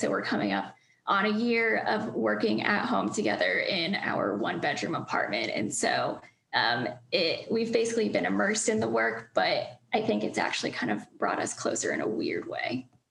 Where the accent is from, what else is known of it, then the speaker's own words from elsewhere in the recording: Northern Virginia, United States; moved away; I'm from Northern Virginia